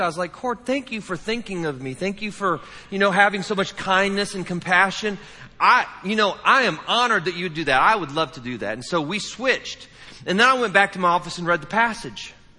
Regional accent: Indiana, United States; I'm from the Midwest. I'm from the great state of Indiana

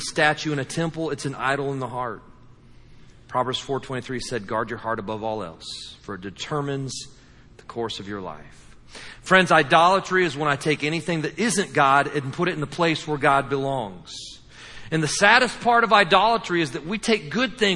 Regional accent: Midwest, United States; moved away; I was from the Midwest

